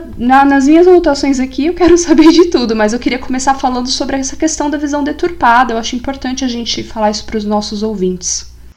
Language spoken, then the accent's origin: Portuguese; São Paulo, Brazil; eu sou de Itaquera, então minha família, meu pai é corintiano, meus vizinhos eram corintianos.